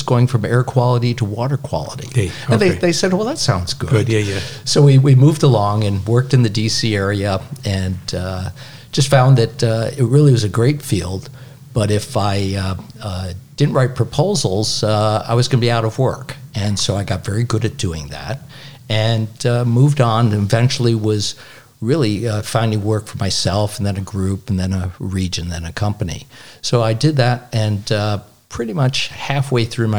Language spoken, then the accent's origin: English; Binghamton, New York, United States; From Binghamton. Yeah. Family is all from West Central New York State